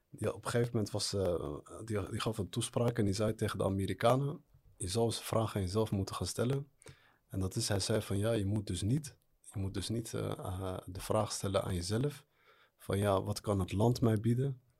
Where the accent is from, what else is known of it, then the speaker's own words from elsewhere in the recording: Morocco; now in Netherlands; En dan vooral als Marokkaan zijn.